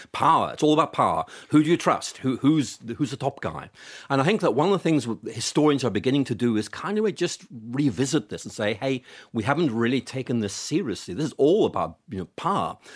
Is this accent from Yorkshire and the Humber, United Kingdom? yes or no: no; Belfast, Northern Ireland, United Kingdom; I grew up in Northern Ireland